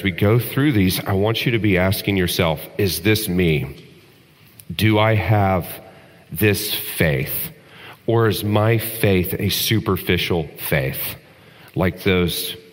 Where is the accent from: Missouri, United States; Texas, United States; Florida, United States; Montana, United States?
Texas, United States; When I was growing up in Texas